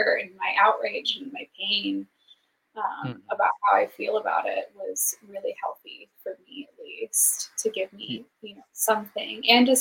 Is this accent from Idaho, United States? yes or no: yes; Idaho, United States; moved away as an adult; now in Seattle, United States; I'm like, from Idaho.